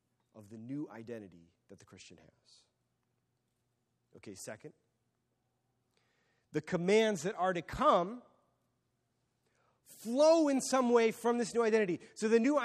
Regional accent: United States; I am an American

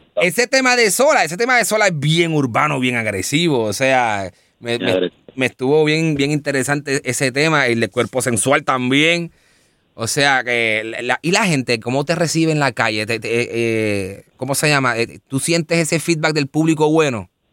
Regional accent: Bayamón, Puerto Rico; moved away; Yo vengo de Bayamón.

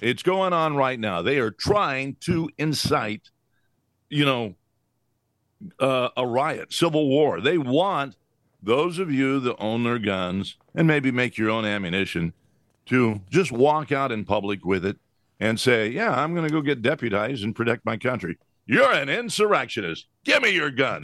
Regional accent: United States; we as American citizens

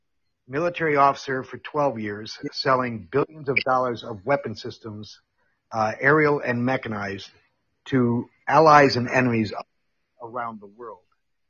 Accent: Netherlands; born or raised there; moved away

